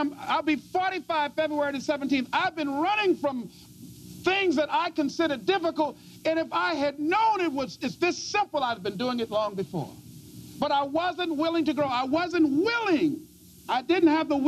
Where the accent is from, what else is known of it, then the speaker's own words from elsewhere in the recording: Miami, Florida, United States; I was born in Liberty City